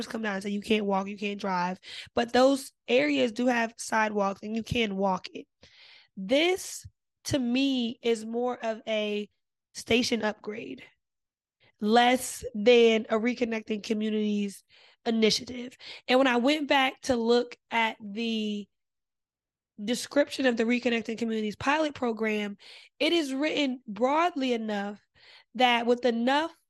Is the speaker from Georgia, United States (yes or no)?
no; New Jersey, United States; I'm from Jersey